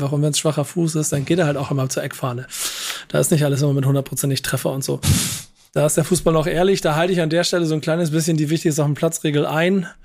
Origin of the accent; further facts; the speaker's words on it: Bremen, Germany; Da haben wir einfach als Bremer jedes Spiel gegen Bayern München sechs oder sieben Dinger gekriegt.